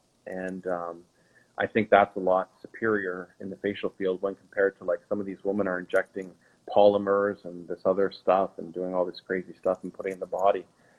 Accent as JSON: {"language": "English", "region": "Quebec", "country": "Canada", "tie": "born or raised there", "first_language": "French", "second_language": "English", "said": "Quebec. It's right at the border. And so I went to an actual French high school. So I learned French as my first language, and my dad is French Canadian"}